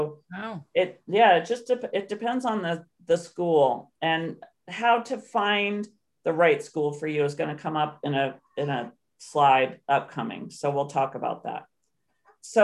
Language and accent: English; Canton, Ohio, United States; I grew up in Canton, Ohio